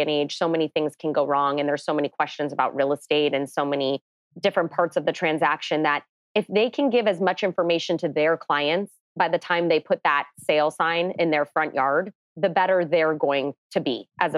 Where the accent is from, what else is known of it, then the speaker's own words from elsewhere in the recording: Los Angeles, California, United States; I grew up in the San Fernando Valley. I never left